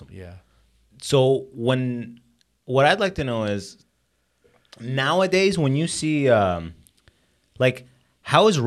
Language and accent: English; London, Ontario, Canada; like I'm from, I grew up in London, Ontario.